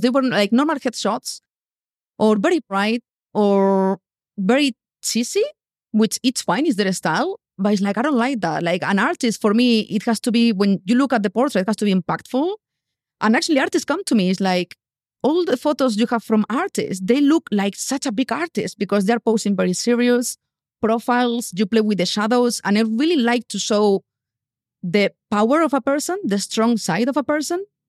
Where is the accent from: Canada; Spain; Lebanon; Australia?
Spain; English is a second language; moved away as an adult; also born or lived in London, United Kingdom / Bali, Indonesia; I left Spain. I didn't have money. I didn't know anyone in London